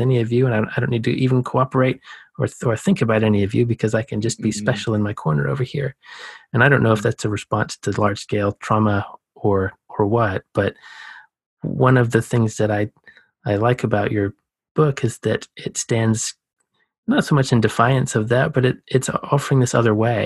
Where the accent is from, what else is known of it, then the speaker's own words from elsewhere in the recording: Savannah, Georgia, United States; I was born in Savannah. That's a coastal city